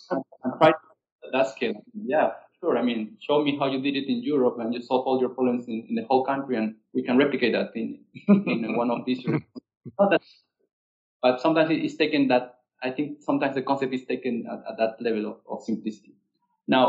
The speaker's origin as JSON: {"language": "English", "country": "Peru", "said": "I'm from Peru"}